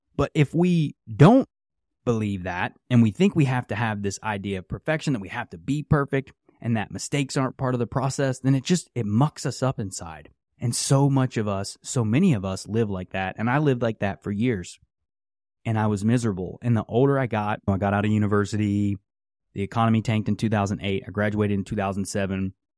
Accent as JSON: {"language": "English", "region": "West Virginia", "country": "United States", "tie": "born or raised there", "said": "I grew up in West Virginia."}